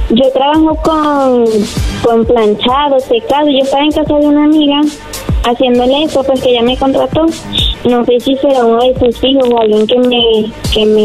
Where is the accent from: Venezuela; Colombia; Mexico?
Venezuela